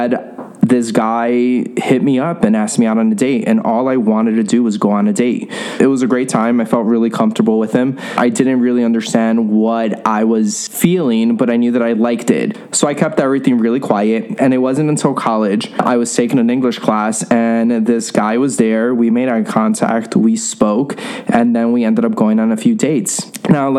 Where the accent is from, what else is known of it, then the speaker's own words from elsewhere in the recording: New York City, New York, United States; I grew up in New York City in a Latino Catholic household